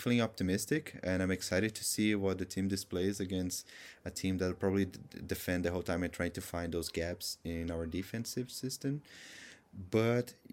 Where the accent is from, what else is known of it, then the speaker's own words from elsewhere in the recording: Brazil; I also write some stuff in Portuguese as well, as I'm from Brazil